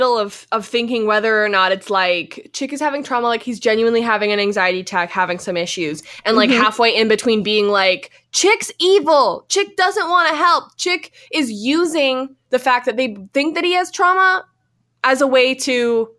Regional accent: Canada; We have to take a quick break here because we're from Canada and Virtue and Moyer are about to skate

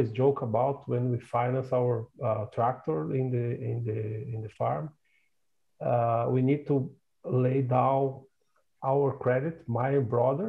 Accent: South Region, Brazil; moved away as an adult; I'm originally from Brazil. My family still have a farm in the south of Brazil, close to Uruguay's country

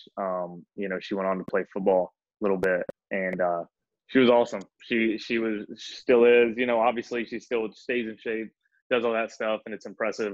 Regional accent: Hampton, Virginia, United States; I'm from Hampton, Virginia, was where Allen Iverson is

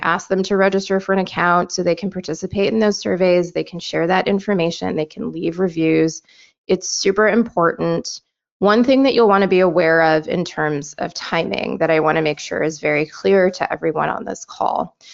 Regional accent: Michigan, United States; my home state of Michigan

